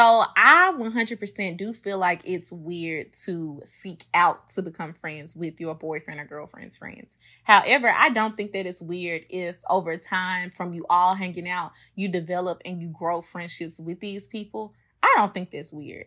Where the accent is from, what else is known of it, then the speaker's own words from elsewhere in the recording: Memphis, Tennessee, United States; now in New Orleans, United States; I'm originally from Memphis, but I currently am living in New Orleans